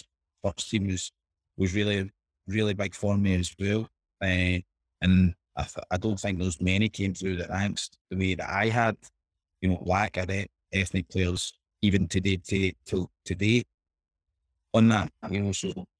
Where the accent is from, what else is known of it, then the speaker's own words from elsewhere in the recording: Scotland, United Kingdom; But I think in my area where I grew up in Boswell Park, I was probably one of the poster boys there